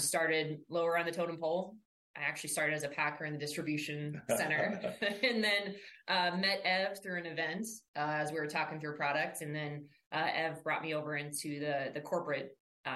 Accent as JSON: {"language": "English", "town": "Columbus", "region": "Ohio", "country": "United States", "tie": "born or raised there", "moved": "as an adult", "lives_now": "Nebraska, United States", "said": "I'm originally from Columbus, Ohio."}